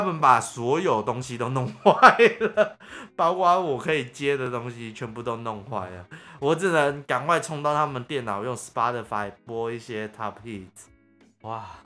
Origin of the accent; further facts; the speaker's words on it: Taiwan; accent: Taiwanese Mandarin; 我有点台湾国语